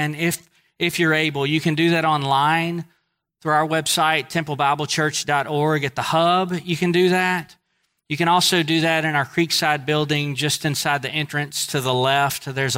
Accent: Northeast, United States; accent: Northeast; Most people know I'm from the Northeast because of my accent.

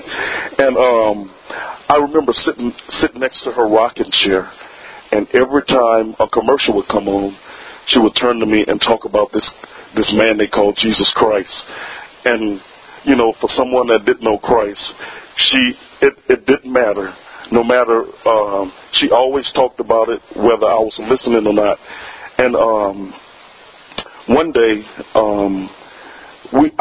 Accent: Plaquemine, Louisiana, United States; I grew up in a town called Plaquemine, Louisiana, which is by Baton Rouge

